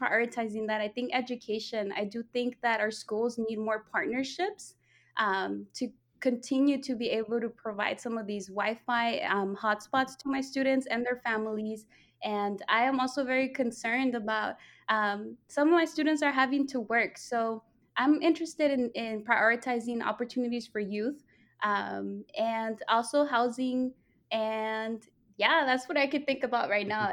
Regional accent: Los Angeles, California, United States; also born or lived in Tijuana, Mexico; I was born in Tijuana, Mexico, but I did migrate to the United States at two years old. So I've been living in, in Northeast Los Angeles most of my life.

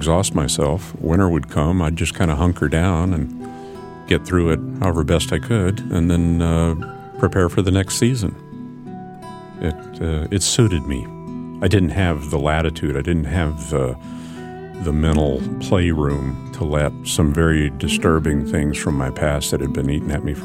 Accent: Anchorage, Alaska, United States; When I was growing up in Anchorage

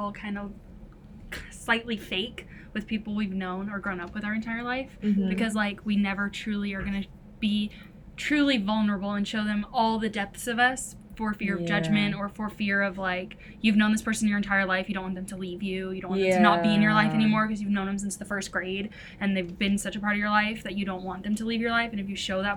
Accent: Las Vegas, Nevada, United States; right now, like, I'm in Utah, and I'm from Vegas.

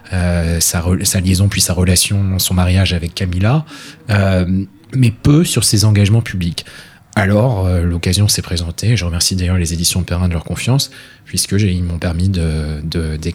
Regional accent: France; also born or lived in United Kingdom; j'ai une double culture, je suis français et britannique. Et euh, à ce titre, je parle parfaitement euh, français et anglais, donc j'ai grandi dans une famille où on parlait les deux langues

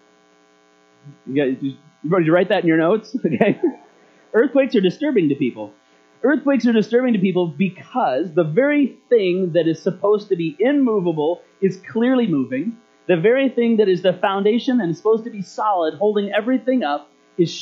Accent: Alaska, United States; moved away; also born or lived in Marysville; When I was a kid growing up in Alaska, earthquakes were a very, very common thing

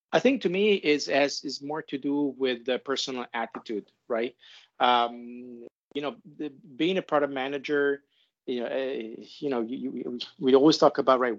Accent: Italy; moved away; also born or lived in Europe / Asia; I'm originally from Italy. I spent my life and work between Europe and Asia.

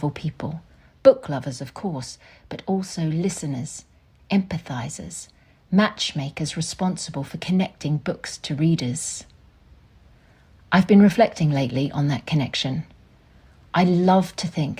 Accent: Tamborine Mountain, Queensland, Australia; Growing up on Tambourine Mountain, a small, misty village in the beautiful subtropical rainforest of southeast Queensland

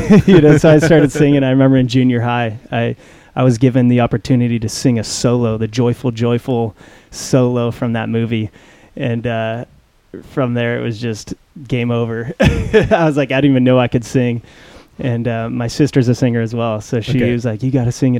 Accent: Mission Viejo, California, United States; I was born and raised in Orange County as well, so Mission Viejo, and I am back in Mission Viejo right now

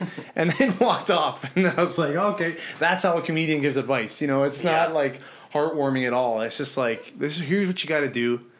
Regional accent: Winnipeg, Manitoba, Canada; moved away; I'm from Winnipeg

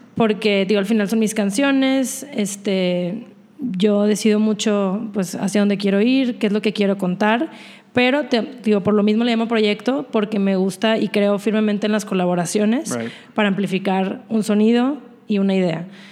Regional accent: Monterrey, Nuevo León, Mexico; soy de Monterrey.

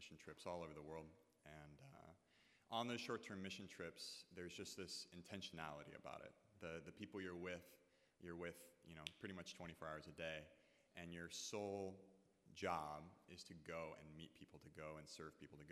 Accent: San Diego, California, United States; I'm originally from San Diego

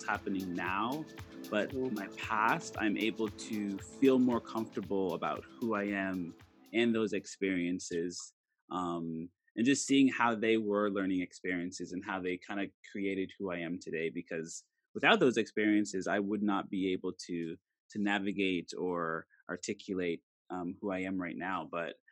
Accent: Nova Scotia, Canada; I'm this kid from Nova Scotia, Canada, in this very small province

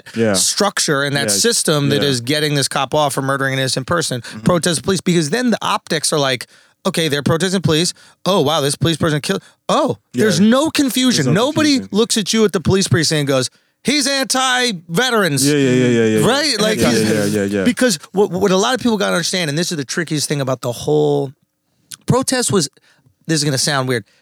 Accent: New York, United States; I'm from New York.

